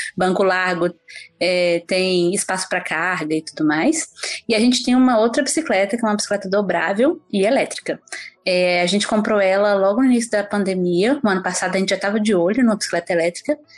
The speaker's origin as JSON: {"language": "Portuguese", "town": "Belo Horizonte", "region": "Minas Gerais", "country": "Brazil", "tie": "born or raised there", "moved": "as an adult", "lives_now": "Canada", "said": "Eu sou de Belo Horizonte. É, nascida em Belo Horizonte, comecei a andar de bicicleta em Belo Horizonte"}